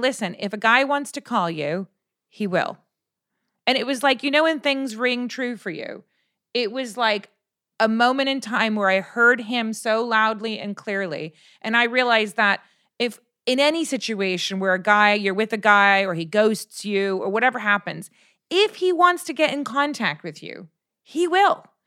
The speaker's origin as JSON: {"language": "English", "region": "California", "country": "United States", "said": "I'm from California"}